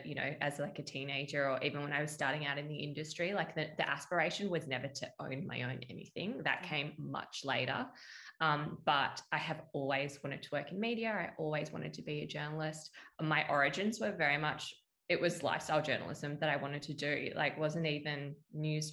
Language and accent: English; Perth, Western Australia, Australia; moved away as an adult; also born or lived in Sydney; stay in my hometown